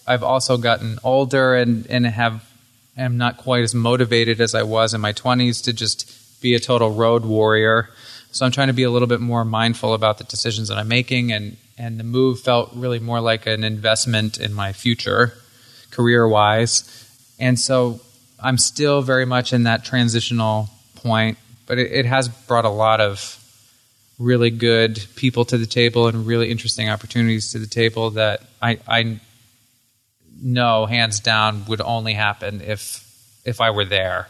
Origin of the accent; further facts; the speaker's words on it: Hyde Park, Vermont, United States; moved away as an adult; also born or lived in Burlington, Vermont; now in Los Angeles, United States; born and raised in Hyde Park, Morristown area, and I really got my start here in Burlington